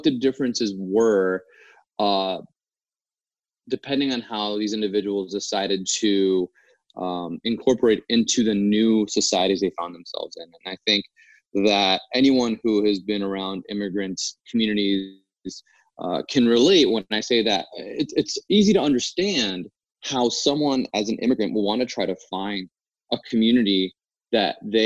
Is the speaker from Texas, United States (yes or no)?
no; New Jersey, United States; growing up in New Jersey, where I did